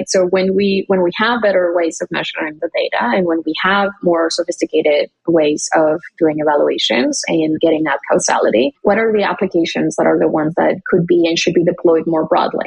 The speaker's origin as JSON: {"language": "English", "town": "McAllen", "region": "Texas", "country": "United States", "tie": "born or raised there", "moved": "as an adult", "said": "I grew up in McAllen, Texas"}